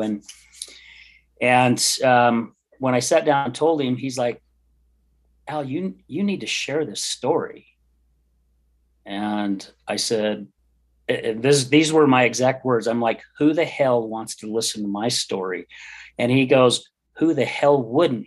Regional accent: West Jordan, Utah, United States; I grew up in West Jordan. My parents moved out there when I was about nine years old.

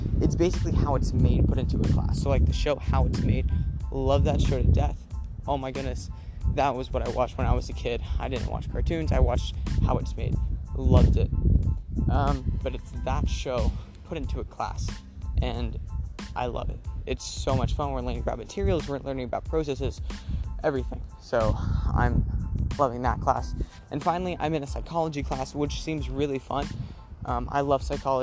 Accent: Texas, United States; moved away; I'm from the south, I'm from Texas

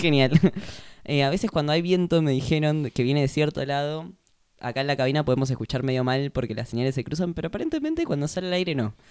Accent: Argentina; así somos los argentinos

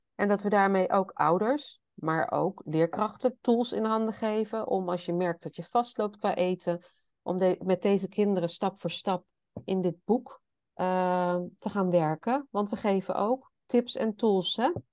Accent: Netherlands; Ik kom zelf dan uit Nederland

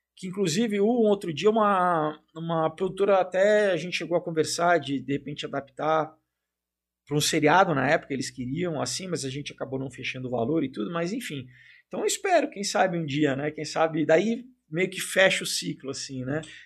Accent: Brazil; also born or lived in United States

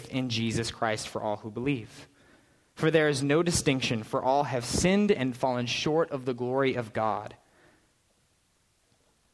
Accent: Prescott, Arizona, United States; also born or lived in California / Phoenix; I spent my entire childhood in Prescott, up north, in the woods

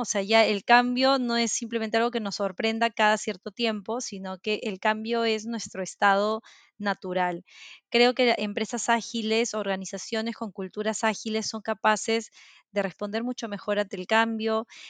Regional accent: Peru; soy de Perú, vivo en Lima actualmente

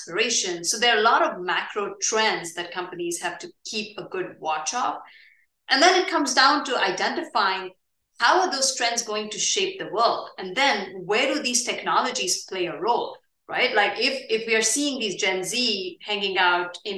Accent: India; moved away; India is also my home country.

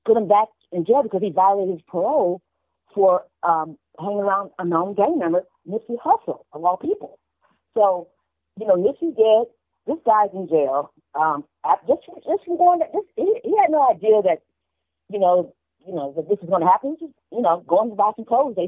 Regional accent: Chicago, Illinois, United States; now in Los Angeles, United States; Chicago, my hometown

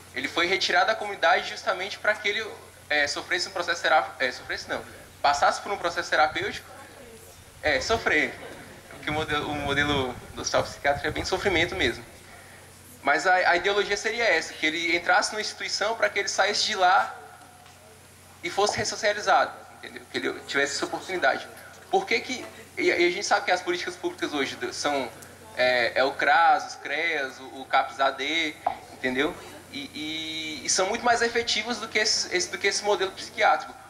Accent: Brasília, Federal District, Brazil; sou daqui de Brasília

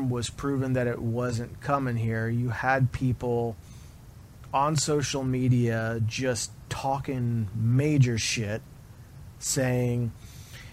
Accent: Florida, United States; I grew up in the Florida area. I was born in Florida

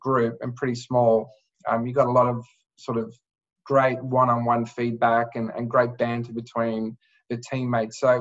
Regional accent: Adelaide, South Australia, Australia; also born or lived in Singapore / Southeast Asia; growing up in Adelaide

